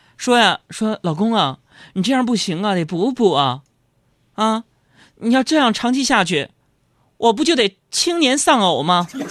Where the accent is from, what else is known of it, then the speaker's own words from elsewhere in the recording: Northeast China, China; 作为东北爷们儿